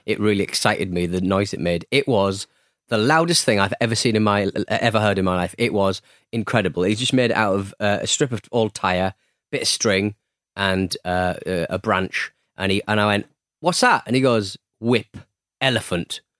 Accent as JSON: {"language": "English", "region": "North East England", "country": "United Kingdom", "said": "I'm from the Northeast"}